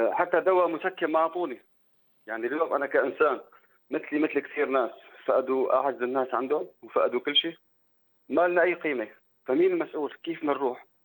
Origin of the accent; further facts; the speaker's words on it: Syria; moved away as an adult; now in Turkey; انا جيت من سوريا لعلاج ابني